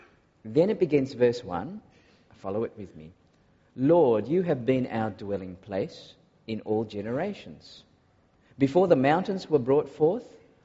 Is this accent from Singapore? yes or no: yes; Singapore; accent: varies; also born or lived in Malaysia / Australia; I was born in Malaysia and I grew up in Singapore before doing some more growing up in Australia, and so my accent is very different depending on who I speak to.